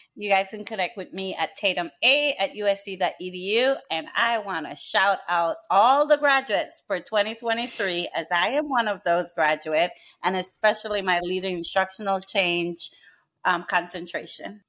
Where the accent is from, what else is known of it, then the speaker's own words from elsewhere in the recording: Belize; moved away; I'm from Belize